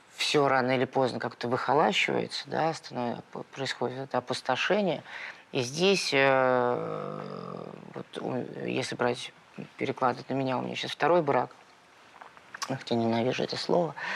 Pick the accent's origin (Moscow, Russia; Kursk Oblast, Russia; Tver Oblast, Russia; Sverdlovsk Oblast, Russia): Moscow, Russia; я родился в Перово